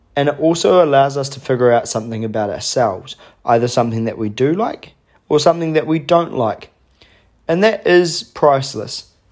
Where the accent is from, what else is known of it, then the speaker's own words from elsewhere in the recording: Hawke's Bay, New Zealand; my hometown in Hawke's Bay